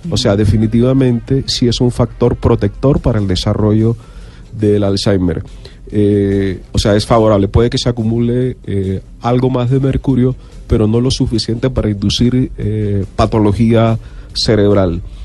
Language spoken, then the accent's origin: Spanish; Barranquilla, Atlántico, Colombia; accent: costeño; moved away as an adult; now in Bogotá, Colombia; Yo soy de Barranquilla, tengo mm, aproximadamente 30 años de estar radicado en la ciudad